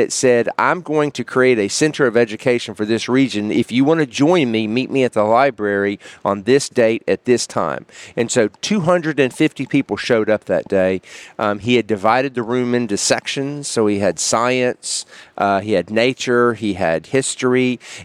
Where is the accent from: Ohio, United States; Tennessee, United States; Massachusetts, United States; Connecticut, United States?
Tennessee, United States; Memphis; also born or lived in Washington, D.C.; now in Union City, United States; I am originally from Memphis, Tennessee, so I am a West Tennessean